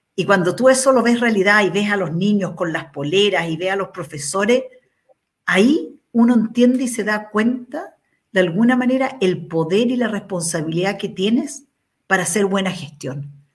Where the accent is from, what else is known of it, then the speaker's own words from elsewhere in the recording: Chile; los 18 millones casi que somos de chilenos